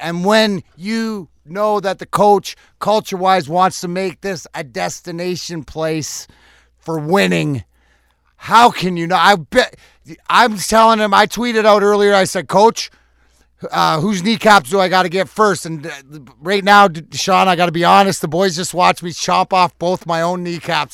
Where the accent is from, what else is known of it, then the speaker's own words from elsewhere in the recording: Canada; now in Michigan, United States; I'm Canadian